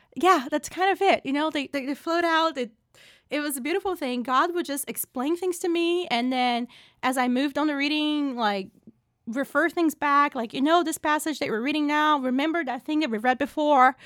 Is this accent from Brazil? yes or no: yes; Brazil; moved away as an adult; now in United States; I was born and raised in Brazil